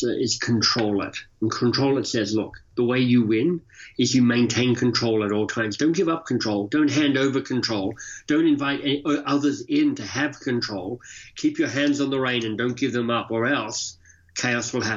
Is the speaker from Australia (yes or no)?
yes; Australia; moved away as an adult; also born or lived in Oxford, United Kingdom / London, United Kingdom / Boston, United States; now in Toronto, Canada; I live in Toronto, Canada, but I'm Australian by birth and left Australia some 30 years ago